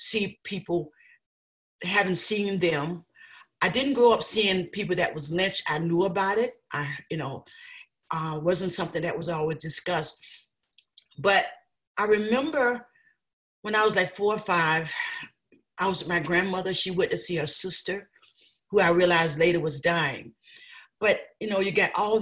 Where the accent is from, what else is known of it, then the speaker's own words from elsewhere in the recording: South Georgia, United States; now in Amherst, United States; I was raised in Georgia, South Georgia